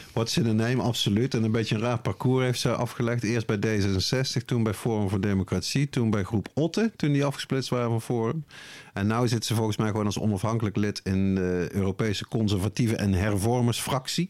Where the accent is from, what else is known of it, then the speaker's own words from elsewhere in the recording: Netherlands; ik dan als Nederlander